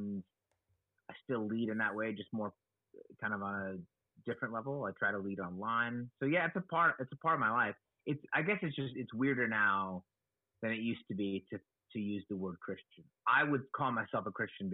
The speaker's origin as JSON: {"language": "English", "town": "Oakland", "region": "California", "country": "United States", "tie": "born or raised there", "said": "I was born in Oakland, California, and I've been here in the San Francisco Bay Area, Oakland side of the San Francisco"}